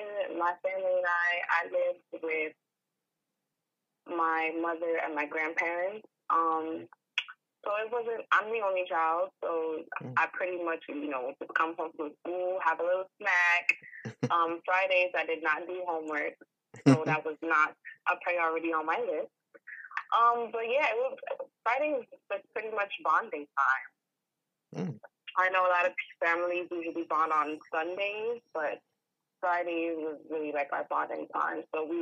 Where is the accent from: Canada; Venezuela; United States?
United States; New York; I'm from New York.